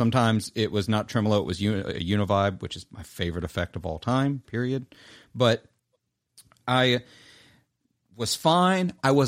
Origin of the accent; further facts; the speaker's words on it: Clarksdale, Mississippi, United States; It's called a Clarksdale. I'm from Clarksdale. It has literally the Highway 49 and 61 signs on the pedal that like I grew up down the street from.